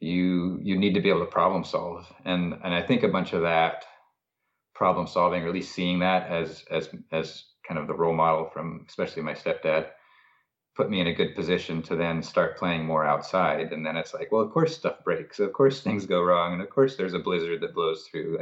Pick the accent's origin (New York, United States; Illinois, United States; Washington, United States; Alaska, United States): Alaska, United States; McGrath; now in Anchorage, United States; in the villages like where I grew up in McGrath, there's no road to the village.